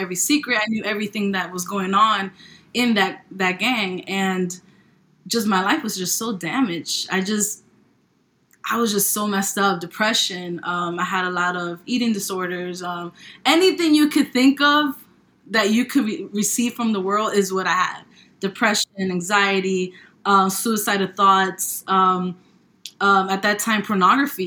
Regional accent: New York, United States; now in Charlotte, United States; I am from New York. I am living currently in Charlotte, North Carolina

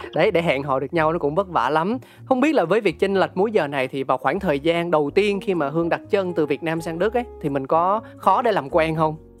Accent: Ho Chi Minh City, Vietnam; tôi sinh ra và lớn lên tại thành phố Hồ Chí Minh

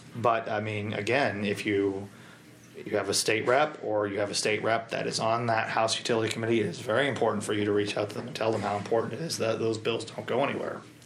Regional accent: Marshfield, Missouri, United States; my hometown of Marshfield

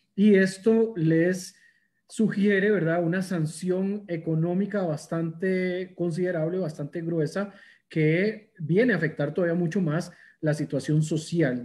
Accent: Costa Rica; me gusta mencionarme como orgulloso costarricense

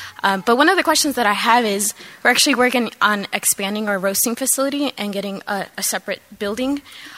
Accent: Mexico; now in Chicago, United States; I'm from Mexico, so I'm also short. I'm here from Back of the Arts Coffee in the south side of Chicago.

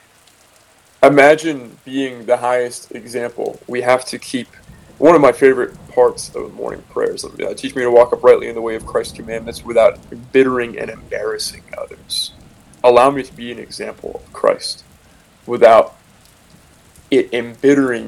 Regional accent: San Francisco Bay Area, California, United States; I'm from the San Francisco Bay Area

